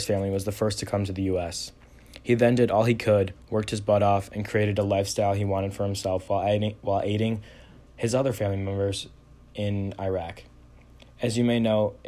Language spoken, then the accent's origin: English; Shelby Township, Michigan, United States; I'm from Shelby Township, Michigan